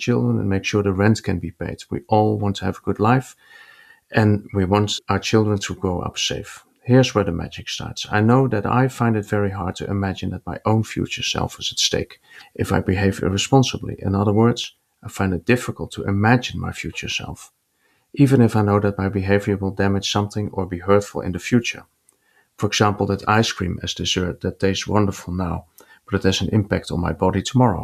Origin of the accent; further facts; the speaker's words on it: Netherlands; from the Netherlands